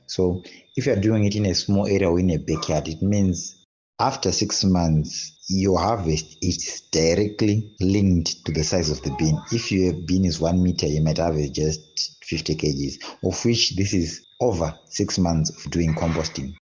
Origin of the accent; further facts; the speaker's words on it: Zimbabwe; now in Harare, Zimbabwe; I'm from Zimbabwe, resident of Harare